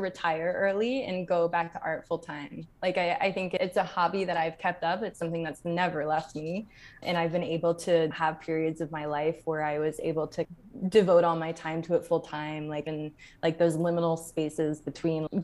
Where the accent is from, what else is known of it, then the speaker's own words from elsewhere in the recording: Charlotte, North Carolina, United States; moved away as an adult; now in Geneva, Switzerland; I grew up in Charlotte, North Carolina